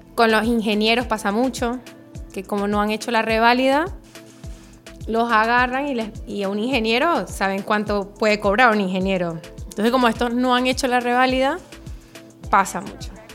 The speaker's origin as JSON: {"language": "Spanish", "country": "Venezuela", "tie": "born or raised there", "moved": "as an adult", "lives_now": "Uruguay", "said": "me crié en Venezuela"}